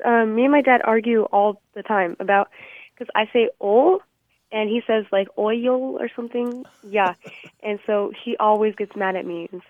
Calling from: Texas, United States; I'm calling from Texas.

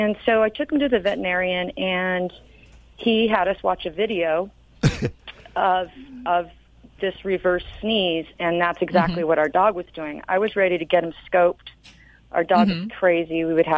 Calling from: Santa Margarita, California, United States; Santa Margarita.

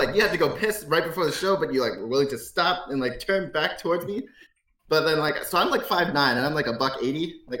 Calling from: Toronto, Ontario, Canada; I'm calling from Toronto.

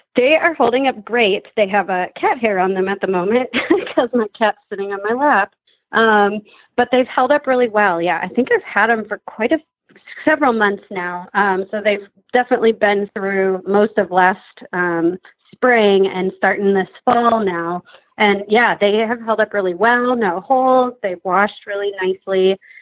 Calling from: Madison, Wisconsin, United States; I am calling today from Madison, Wisconsin

